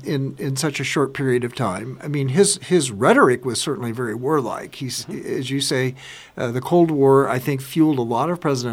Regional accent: Kansas, United States; I'm from Kansas

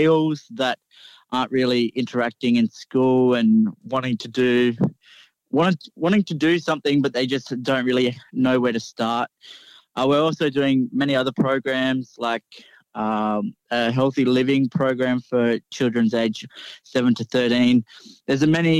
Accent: Coffs Harbour, New South Wales, Australia; I'm a proud Goombengi man from Coffs Harbour, New South Wales

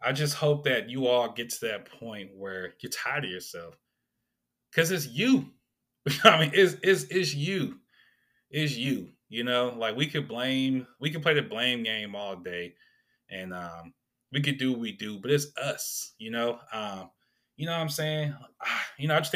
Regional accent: Sacramento, California, United States; So many good memories I have of my upbringing growing up in South Sac

